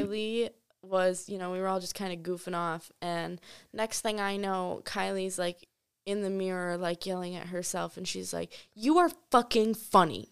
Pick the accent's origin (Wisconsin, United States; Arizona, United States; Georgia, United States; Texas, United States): Wisconsin, United States; moved away as an adult; also born or lived in Myrtle Beach, South Carolina; we grew up in Wisconsin, so I'm used to the cold.